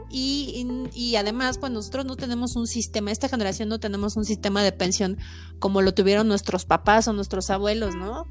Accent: Mexico; nosotros como mexicanos en nuestra cultura

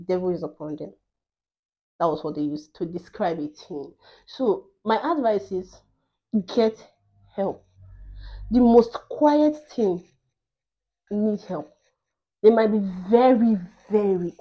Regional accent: Nigeria

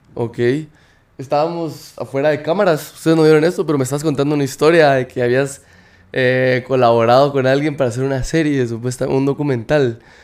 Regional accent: Guatemala; moved away; somos de Guatemala

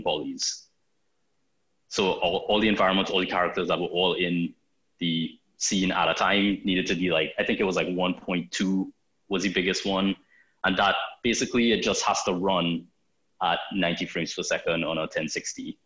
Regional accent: Trinidad & Tobago; now in Toronto, Canada; I'm from Trinidad in the Caribbean

